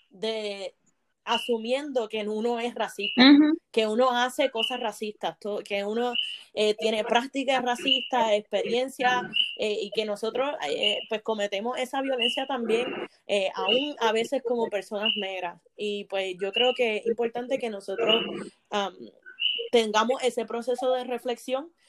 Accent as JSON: {"language": "Spanish", "country": "Puerto Rico", "said": "de la relación entre Puerto Rico y Estados Unidos, de cómo como puertorriqueños tratamos a nuestros hermanos dominicanos cuando viven entre"}